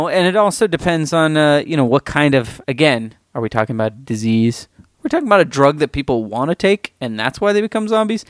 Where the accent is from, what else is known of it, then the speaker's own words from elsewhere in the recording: San Diego, California, United States; growing up in San Diego